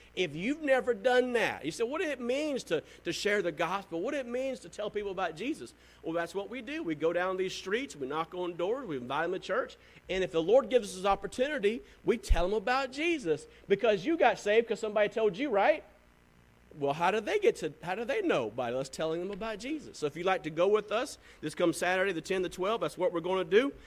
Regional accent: the South, United States; I'm from the South

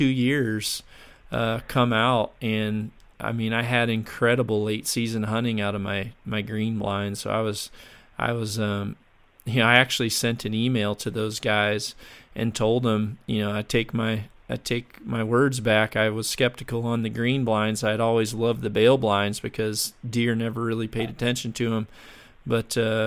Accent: Mississippi, United States; I grew up down in Mississippi

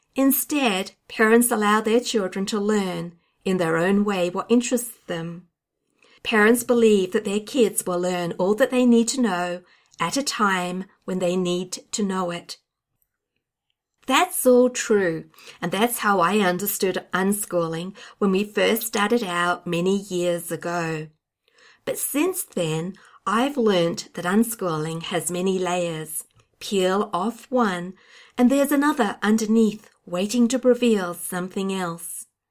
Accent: Australia; I'm an Australian unschooling blogger, YouTuber, and podcaster

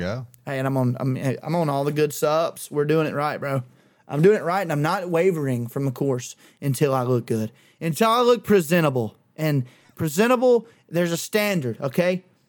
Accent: Clanton, Alabama, United States; we had three of them hoes in, in Clanton

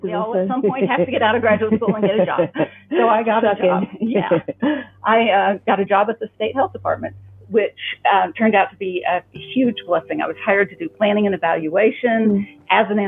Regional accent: Yukon, Oklahoma, United States; I am an Oki native. Mm-hmm. I have been here my whole life.

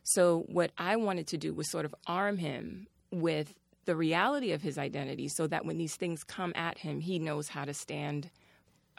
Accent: New York City, New York, United States; I was raised out in Brooklyn

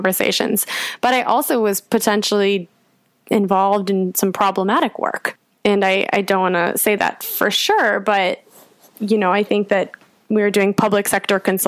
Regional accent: United States; moved away as an adult; now in London, United Kingdom; being an American in London

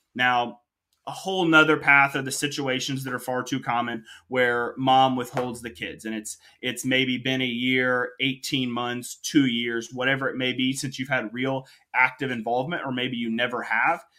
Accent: Kokomo, Indiana, United States; I'm Indiana born and raised, alum of Indiana University

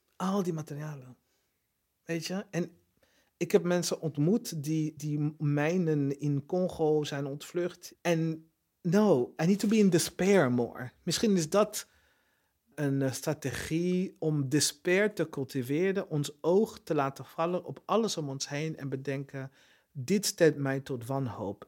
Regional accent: Burundi; moved away; het land waar ik vandaan kom, Burundi.

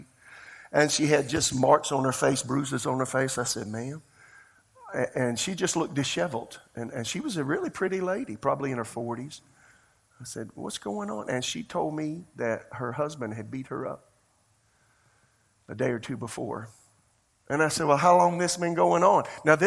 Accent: rural South Carolina, United States; moved away as an adult; also born or lived in Tulsa, Oklahoma; I'm from Podunkville, South Carolina. I'm from the country

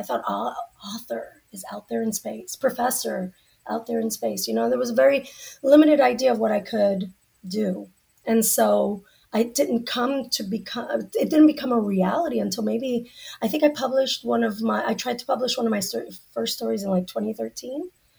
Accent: Central Florida, United States; I grew up in Central Florida

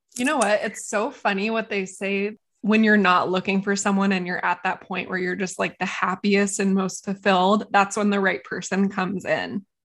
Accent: United States; I'm American too

